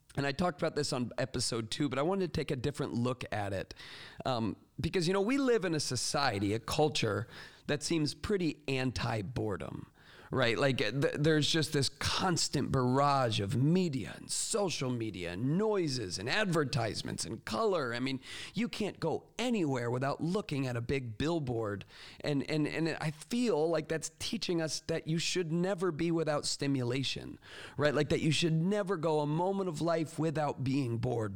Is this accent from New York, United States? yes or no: no; Port Charlotte, Florida, United States; moved away; my hometown of Port Charlotte, Punta Gorda area. And this is where I spent my whole childhood